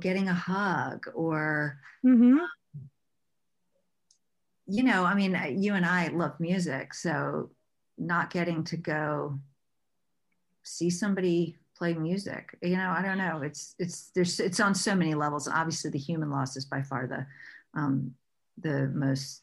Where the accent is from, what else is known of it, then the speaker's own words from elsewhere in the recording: Virginia, United States; now in Los Angeles, United States; I'm from Virginia originally, and I grew up sailing